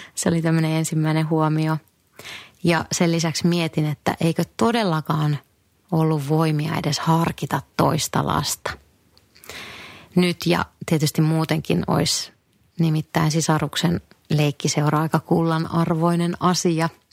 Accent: northern Finland, Finland; moved away; Kotipuolessa pohjoisessa

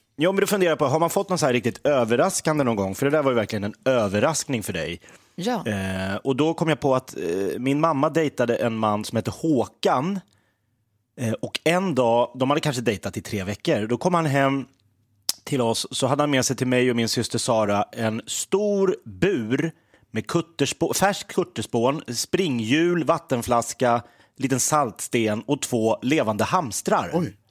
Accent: Järfälla, Stockholm County, Sweden; also born or lived in Sundsvall; now in Gävle, Sweden; jag är uppvuxen, eh, i Järfälla utanför Stockholm

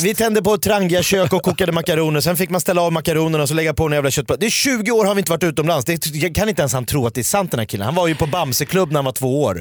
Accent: Sweden; jag är ju en svensk man

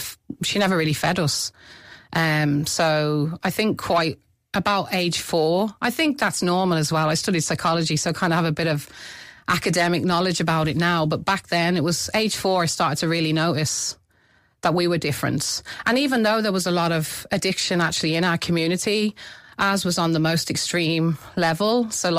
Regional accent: Midlands, United Kingdom; accent: mixture of Britain and Ireland; also born or lived in Ireland; were brought up as an Irish family in the Midlands. But I would have moved back. For me, Ireland is home. We've always grown up as an Irish family. So the twang, the mixture of Britain and Ireland is in my accent

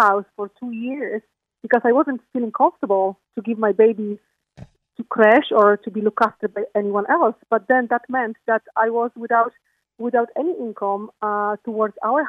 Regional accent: Poland; now in Ireland; I'm coming from Poland

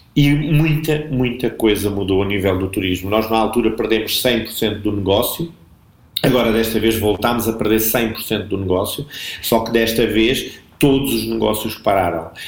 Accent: Arronches, Alentejo, Portugal; eu sou alentejano

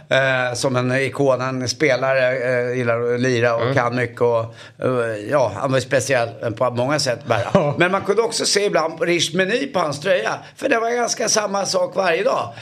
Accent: Stockholm, Stockholm County, Sweden; jag är uppvuxen borta på Karlavägen här runt hörnan i, i Stockholm

